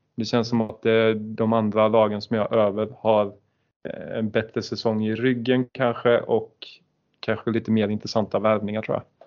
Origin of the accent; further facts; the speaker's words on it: Halmstad, Halland County, Sweden; vi är från Halmstad